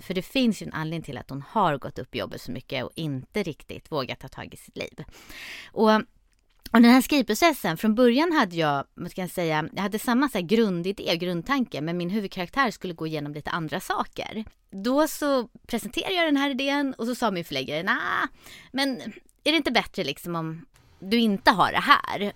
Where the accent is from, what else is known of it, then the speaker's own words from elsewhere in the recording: Stockholm, Stockholm County, Sweden; jag är född och uppvuxen i Stockholm